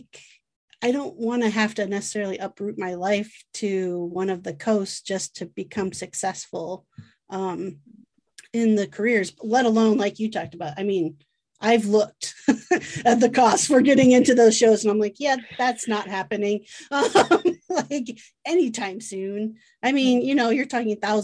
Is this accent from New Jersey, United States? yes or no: no; Iowa, United States; I am from Iowa, so Field of Dreams mentality